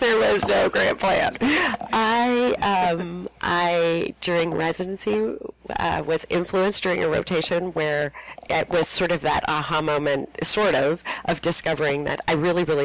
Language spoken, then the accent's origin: English; Toronto, Ontario, Canada; moved away as an adult; also born or lived in Minnesota; I come from Toronto.